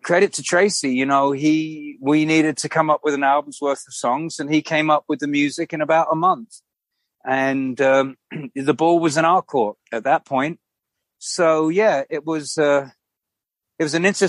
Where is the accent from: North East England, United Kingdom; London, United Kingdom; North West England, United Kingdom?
London, United Kingdom; when I was like growing up in London